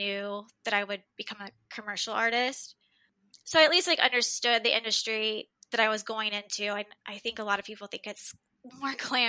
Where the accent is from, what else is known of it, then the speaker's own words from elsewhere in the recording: Dallas, Texas, United States; born and raised in Dallas.